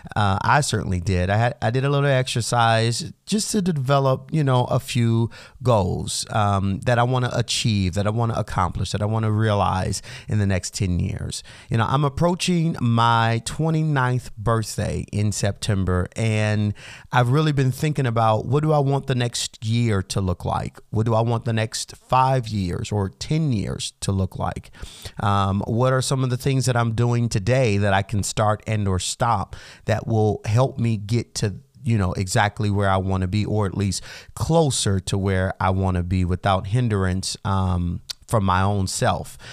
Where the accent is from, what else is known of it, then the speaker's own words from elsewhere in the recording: United States; us everyday Americans